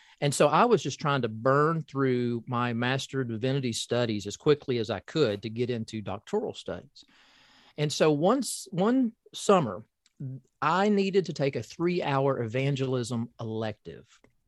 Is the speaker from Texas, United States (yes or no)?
no; Corbin, Kentucky, United States; I was raised in Appalachia, southeastern Kentucky, Corbin, Kentucky, to be exact, home of the first KFC. So that's my hometown.